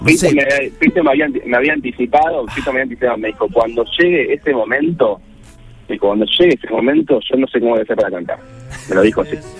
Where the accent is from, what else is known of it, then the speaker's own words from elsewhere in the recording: Buenos Aires, Argentina; soy porteño